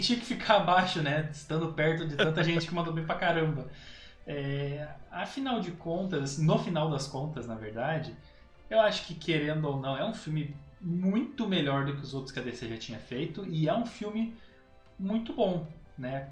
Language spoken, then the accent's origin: Portuguese; Brazil; como brasileiro